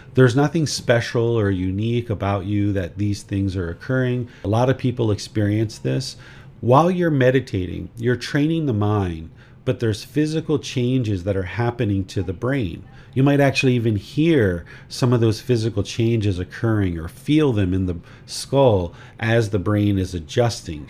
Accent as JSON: {"language": "English", "country": "United States", "moved": "yes", "lives_now": "Thailand", "said": "I am a American citizen. I live in Thailand."}